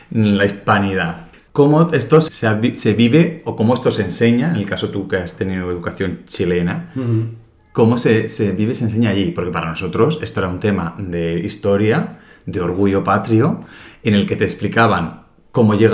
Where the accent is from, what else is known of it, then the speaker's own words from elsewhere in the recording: Spain; que a mí como español tampoco me hace sentirme orgulloso.